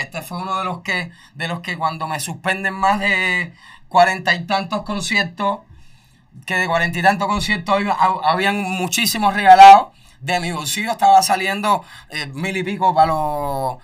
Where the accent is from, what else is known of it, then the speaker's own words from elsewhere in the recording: Cuba; moved away as an adult; now in United States; salí de Cuba